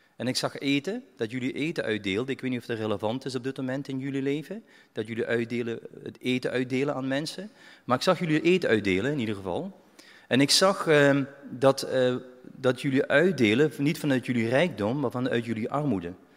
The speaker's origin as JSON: {"language": "Dutch", "country": "Belgium", "moved": "yes", "lives_now": "Netherlands", "said": "ik ben een Belg"}